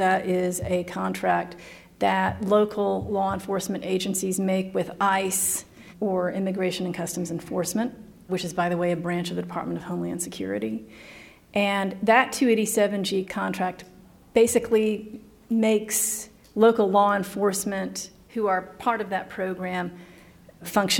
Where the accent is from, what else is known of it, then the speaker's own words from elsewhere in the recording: East Tennessee, United States; I grew up in East Tennessee.